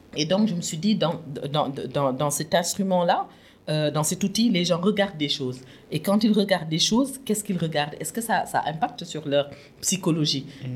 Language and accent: French; Louga, Senegal; also born or lived in Saint-Louis, Senegal; je suis née à Louga, mais je ne suis pas lougatoise